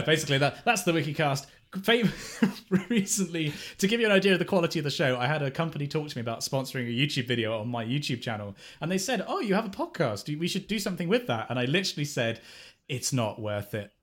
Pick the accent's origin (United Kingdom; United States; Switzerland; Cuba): United Kingdom; England; being, being English